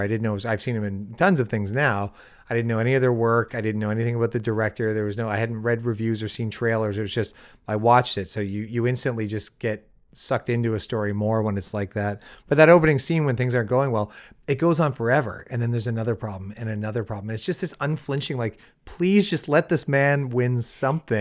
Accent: Windsor, Ontario, Canada; moved away as an adult; now in Los Angeles, United States; my hometown's Windsor

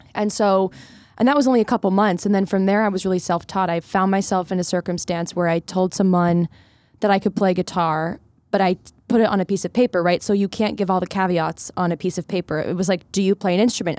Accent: Philadelphia, Pennsylvania, United States; I grew up in Philadelphia, in the suburbs

